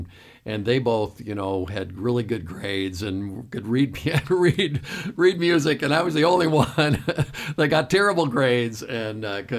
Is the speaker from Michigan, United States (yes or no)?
yes; Birmingham, Michigan, United States; In Birmingham.